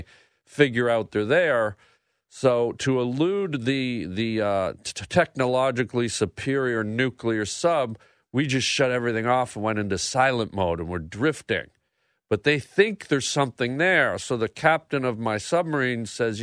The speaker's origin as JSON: {"language": "English", "country": "Canada", "said": "I'm from Canada, so when I was younger, I actually worked in the bush."}